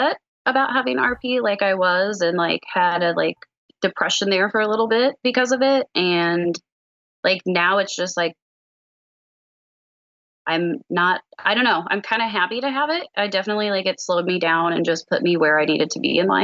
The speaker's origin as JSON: {"language": "English", "town": "Liberty", "region": "Missouri", "country": "United States", "said": "I am from Liberty, Missouri"}